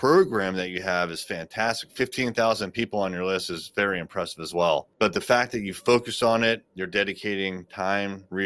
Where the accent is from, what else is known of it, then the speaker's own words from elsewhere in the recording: Chesapeake, Virginia, United States; I'm actually from Chesapeake